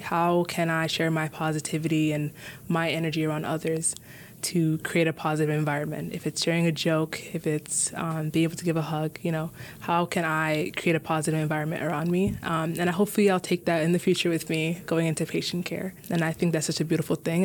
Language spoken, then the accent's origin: English; Minneapolis, Minnesota, United States; I was born and raised in Minneapolis